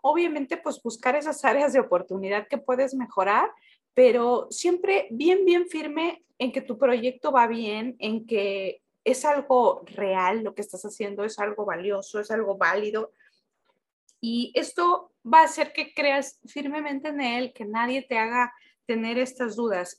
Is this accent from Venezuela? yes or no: no; Oaxaca, Mexico; somos oaxaqueños